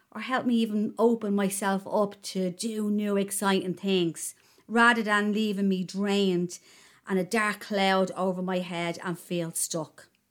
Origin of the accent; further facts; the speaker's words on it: Ireland; being Irish